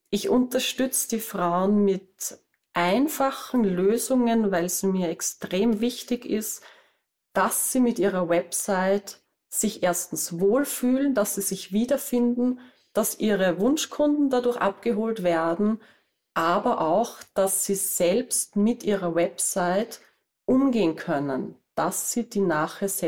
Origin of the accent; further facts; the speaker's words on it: Vienna area, Austria; wie man bei uns in Österreich sagt. Ich bin aus der Gegend rund um Wien und ich bin Webdesignerin.